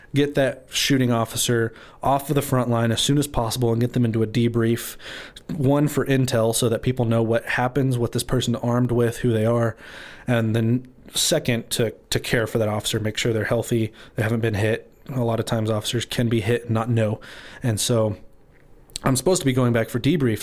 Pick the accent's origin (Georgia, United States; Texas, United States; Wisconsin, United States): Texas, United States; Amarillo; I was born and raised in Amarillo